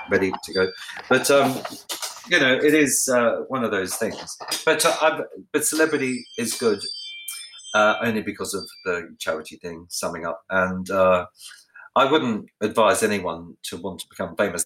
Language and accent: English; Ballarat, Victoria, Australia; where I grew up in Ballarat, where I lived